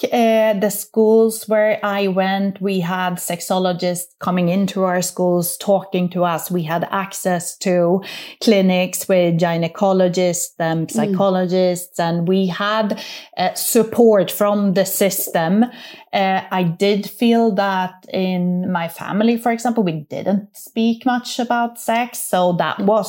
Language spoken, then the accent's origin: English; Sweden; moved away; I grew up in Sweden